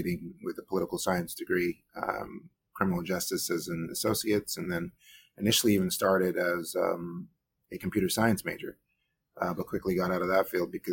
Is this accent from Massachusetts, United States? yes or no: no; New York, United States; also born or lived in Guyana; I moved to New York when I was 8 years old